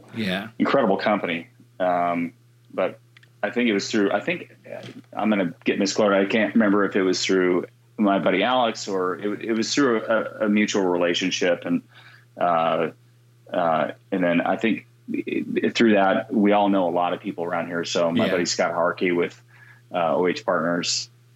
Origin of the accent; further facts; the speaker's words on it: Guam; I grew up in Guam.